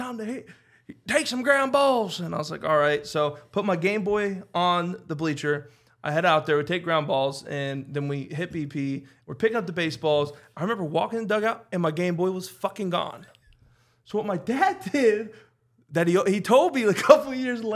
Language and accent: English; Kentucky, United States; I'm from Kentucky, like. As backwoods gets